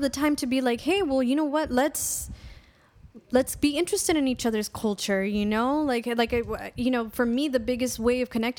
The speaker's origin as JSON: {"language": "English", "town": "Highland Park", "country": "United States", "tie": "born or raised there", "said": "Yeah. So, you know, growing up, I'm from Highland Park originally."}